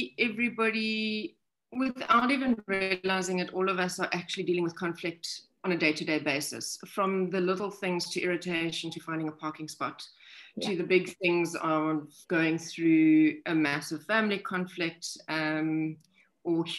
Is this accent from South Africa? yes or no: yes; South Africa; also born or lived in Namibia; I'm actually from South Africa, and I also live in Namibia a lot